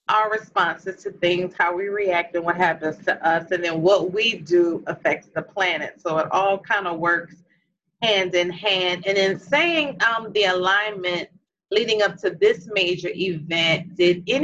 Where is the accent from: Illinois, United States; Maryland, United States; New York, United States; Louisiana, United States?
Louisiana, United States; New Orleans; now in Atlanta, United States; we are actually all from New Orleans. We are really biological sisters.